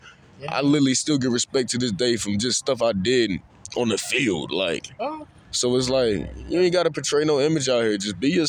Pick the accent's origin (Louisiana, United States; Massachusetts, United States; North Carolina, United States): North Carolina, United States; Charlotte; growing up in Charlotte, you know, I stayed away from the Liberian community for the longest.